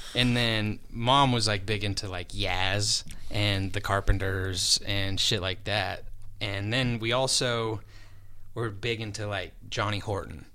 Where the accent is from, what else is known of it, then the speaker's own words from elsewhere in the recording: Sterling, Colorado, United States; moved away as an adult; my hometown in Sterling